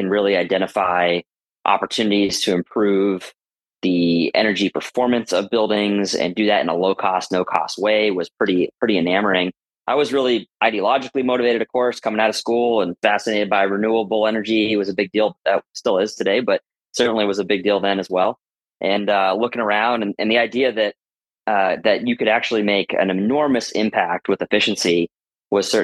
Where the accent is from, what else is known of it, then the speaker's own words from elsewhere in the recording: Boston, Massachusetts, United States; also born or lived in Madison, Wisconsin; I grew up in the Boston area